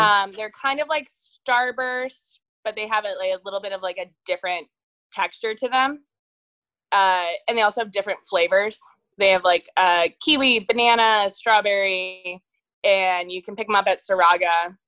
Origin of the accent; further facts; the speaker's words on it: Dayton, Ohio, United States; also born or lived in Short North, Columbus, Ohio; now in Columbus, United States; I'm from Dayton